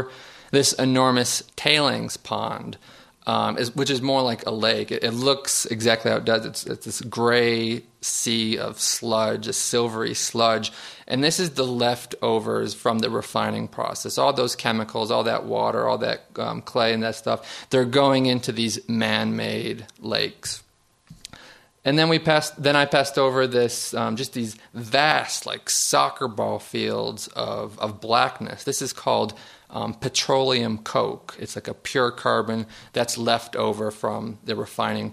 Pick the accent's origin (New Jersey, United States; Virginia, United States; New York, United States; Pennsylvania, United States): New York, United States; Niagara Falls; I'm from Niagara Falls, New York. Just 4 miles from my boyhood home is the Love Canal.